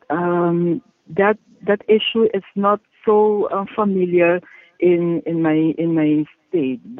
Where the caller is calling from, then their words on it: Curaçao; I'm calling from Curacao.